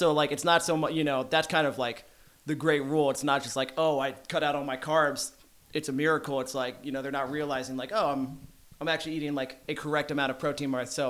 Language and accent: English; Arlington, Texas, United States; Arlington, Texas.